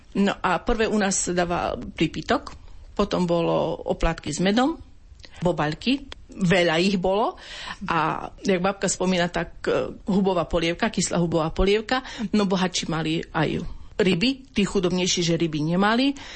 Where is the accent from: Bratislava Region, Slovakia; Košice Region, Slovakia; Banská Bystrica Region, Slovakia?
Košice Region, Slovakia; Geča; jedné roraty boli u nás v Geči a druhé boli vo filiálke v Bakši